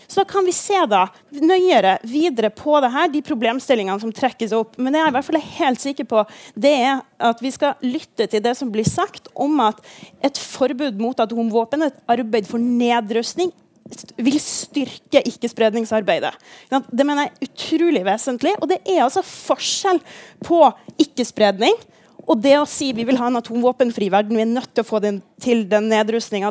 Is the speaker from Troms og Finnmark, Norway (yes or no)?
yes; Kirkenes, Troms og Finnmark, Norway; jeg kommer fra Kirkenes